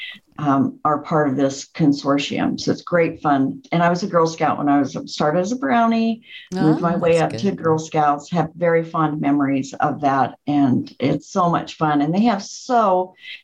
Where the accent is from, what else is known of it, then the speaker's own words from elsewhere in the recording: Tucson, Arizona, United States; now in Orange County, United States; I grew up in Tucson, and my parents were always active in the community